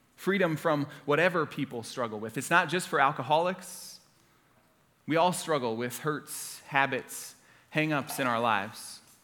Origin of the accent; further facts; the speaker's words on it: Orlando, Florida, United States; moved away; I grew up in Orlando, Florida, uh, lived there since I was in fourth grade, went to Florida State University. I'm a proud Floridian